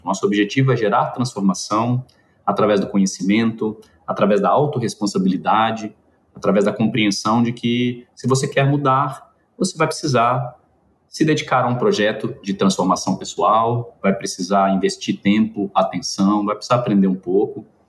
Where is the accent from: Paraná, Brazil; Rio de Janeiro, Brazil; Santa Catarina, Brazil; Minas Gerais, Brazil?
Minas Gerais, Brazil; eu sou mineiro